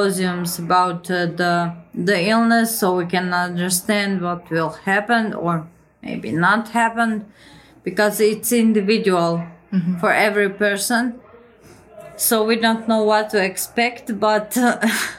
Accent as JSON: {"language": "English", "country": "Croatia", "said": "I'm 33 years old and I come from Croatia"}